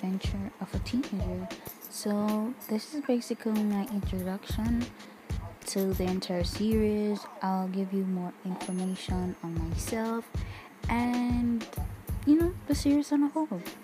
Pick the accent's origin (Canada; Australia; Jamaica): Jamaica; I'm Jamaican